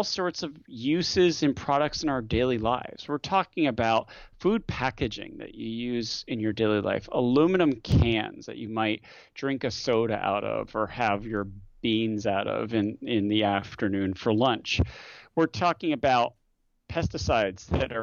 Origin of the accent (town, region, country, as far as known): United States